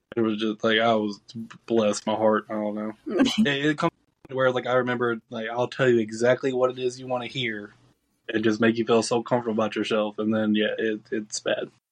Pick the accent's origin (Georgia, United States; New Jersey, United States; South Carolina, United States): Georgia, United States; I'm from Georgia